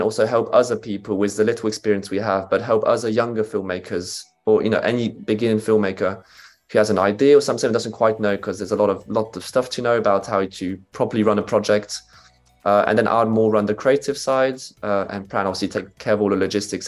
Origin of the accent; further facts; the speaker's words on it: Switzerland; moved away as an adult; now in United Kingdom; I'm originally a Swiss filmmaker with some British roots too